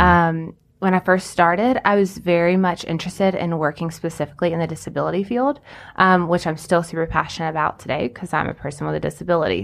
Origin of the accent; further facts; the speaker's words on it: Anderson, South Carolina, United States; I grew up in Anderson